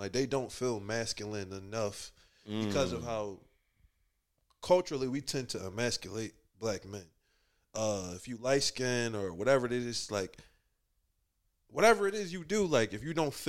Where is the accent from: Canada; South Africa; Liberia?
Liberia; I'm African, so I'm Liberian. So culturally, like, your sister serve you, your mom, like, they serve the men.